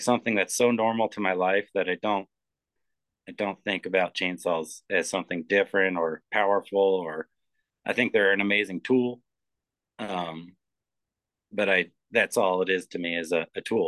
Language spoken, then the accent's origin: English; Philadelphia, Pennsylvania, United States; moved away; where I grew up in Philadelphia, there was the Rodin Museum.